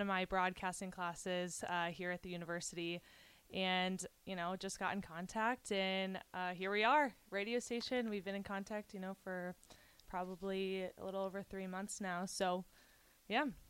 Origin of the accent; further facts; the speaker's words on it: Kansas City, Missouri, United States; I am from Kansas City, very big Chiefs fan